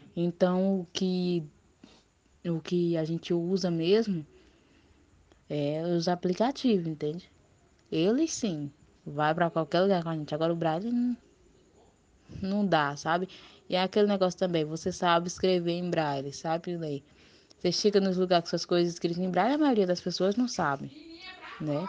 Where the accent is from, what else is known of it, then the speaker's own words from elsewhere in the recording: Palmas, Tocantins, Brazil; Sou tocantinense mesmo, palmense, nasci aqui.